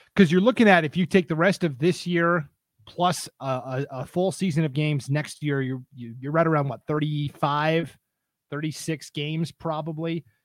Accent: Montana, United States; now in Idaho, United States; I'm from Montana.

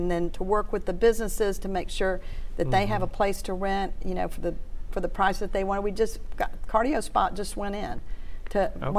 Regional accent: Houston, Texas, United States; now in Shreveport, United States; I'm from Houston.

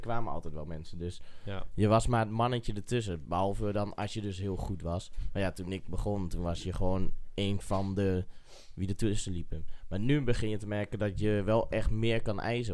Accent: Eibergen, Gelderland, Netherlands; Ik kom uit Eibergen

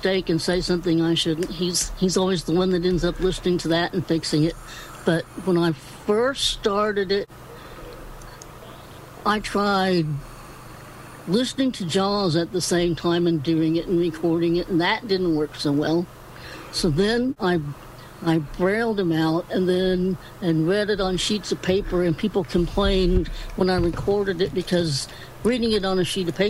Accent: Indiana, United States; also born or lived in Florida; I am from Indiana. Pretty much around Indianapolis, this pretty much lived in the South Side. And then when I was, five or six, we moved out to the country.

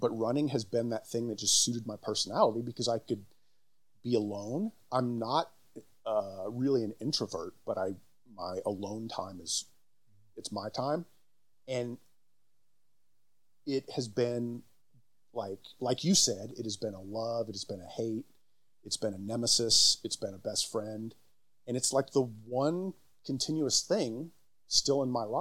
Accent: Dallas, Texas, United States; also born or lived in New Mexico; I was born in Dallas

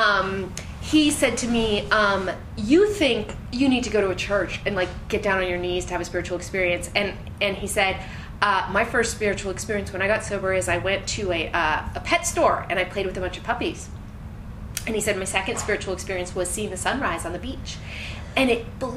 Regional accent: Marin County, California, United States; also born or lived in San Francisco; I grew up in Marin County

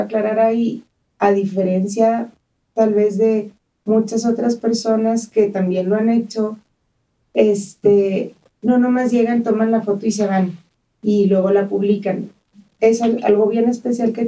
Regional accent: Chihuahua, Mexico; moved away as an adult; also born or lived in Las Vegas; now in El Paso, United States; Crecí en Chihuahua y me vine a los 18 años a estudiar a UTEP

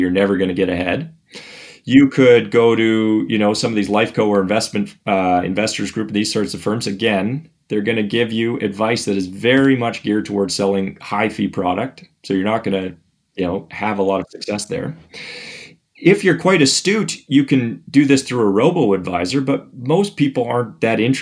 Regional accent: Canada; I'm from Canada

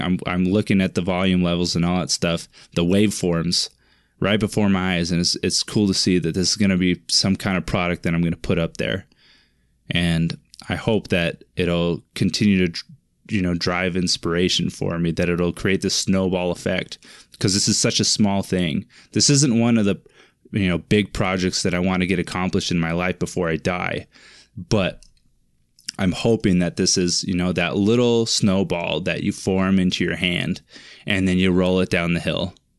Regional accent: Finley, Washington, United States; grew up in Finley, Washington, a little town in Finley, Wash-, or named Finley, in the, the state of Washington.

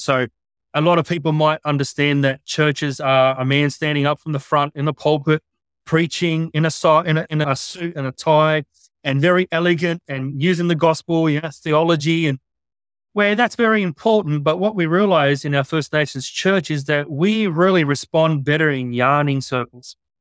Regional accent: Sydney, New South Wales, Australia; I grew up in Western Sydney in a good place called Mount Druant.

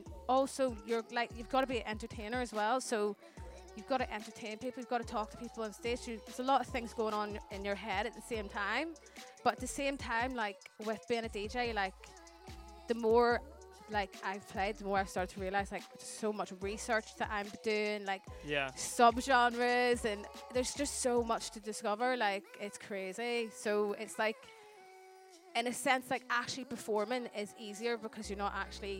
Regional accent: Belfast, Northern Ireland, United Kingdom; now in England; growing up in Ireland

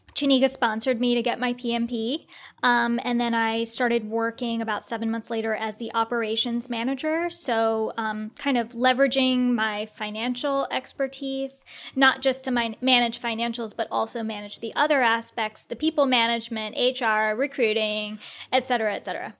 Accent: India; I'm Indian, so as an Indian

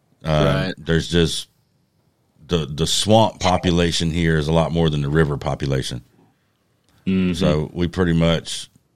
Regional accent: Georgia, United States; South Georgia.

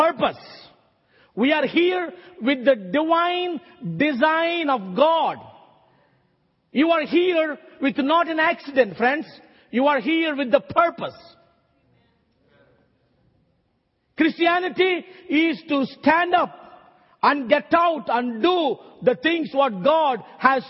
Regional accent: South India, India; I came from South India

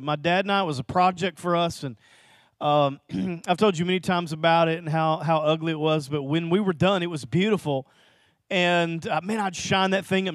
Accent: Little Rock, Arkansas, United States; Lanny and I grew up in Little Rock together

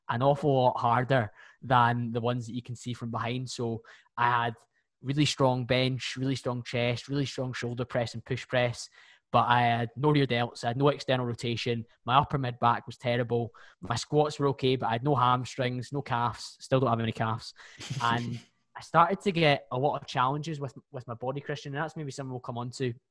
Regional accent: Bearsden, Scotland, United Kingdom; I'm 28 from Bearsden, just outside Glasgow

